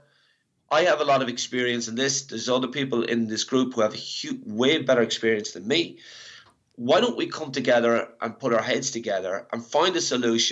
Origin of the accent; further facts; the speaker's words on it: Ireland; moved away; I'm Irish